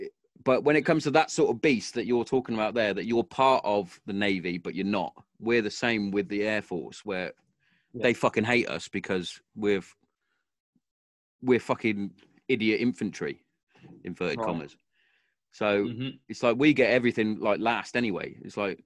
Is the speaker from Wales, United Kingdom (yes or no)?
no; Hereford, West Midlands, United Kingdom; I'm originally from Hereford, because that's where we moved